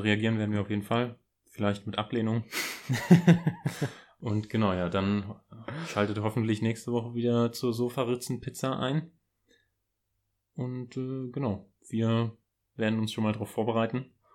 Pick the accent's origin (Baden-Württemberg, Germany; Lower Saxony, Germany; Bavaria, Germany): Lower Saxony, Germany; den schönen Ort in Niedersachsen aus der Nähe, wo ich herkomme